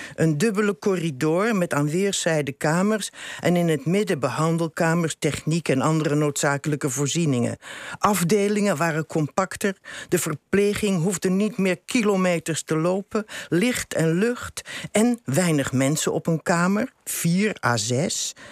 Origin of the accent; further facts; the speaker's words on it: Rotterdam, South Holland, Netherlands; moved away; ben ik daar geboren en getogen.